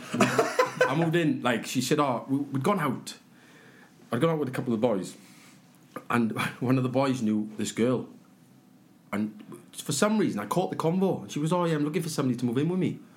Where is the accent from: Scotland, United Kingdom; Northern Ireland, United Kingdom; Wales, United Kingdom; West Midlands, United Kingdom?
Wales, United Kingdom; Aberdare; I was from Aberdare, from the Valleys.